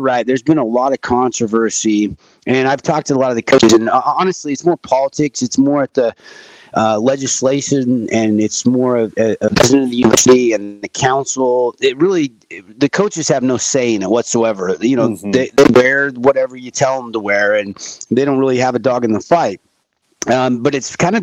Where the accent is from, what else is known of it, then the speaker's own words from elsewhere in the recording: Washington, United States; moved away as an adult; now in St. George, United States; I'm from Washington State originally, the Northwest. So when I moved in 1999